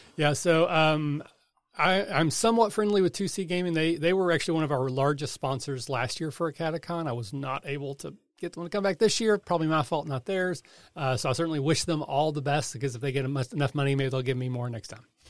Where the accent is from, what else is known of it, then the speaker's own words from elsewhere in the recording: Kentucky, United States; I'm from Kentucky